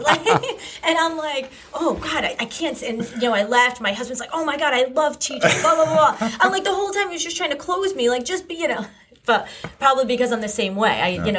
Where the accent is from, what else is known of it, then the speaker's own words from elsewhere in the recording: East Haven, Connecticut, United States; I grew up in East Haven. I'm a Staven girl.